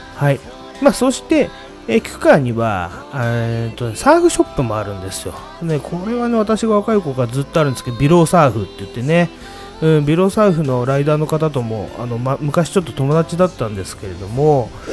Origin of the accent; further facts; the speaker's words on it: Sumida, Tokyo, Japan; 焼き鳥花っていうのはねうちの地元ではもうかなり有名なお店